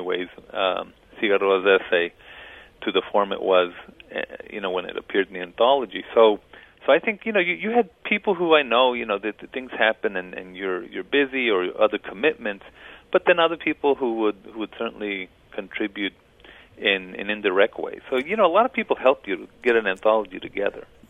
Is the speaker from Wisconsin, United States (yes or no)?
no; El Paso, Texas, United States; I crossed back and forth along the border, and that was how I grew up in El Paso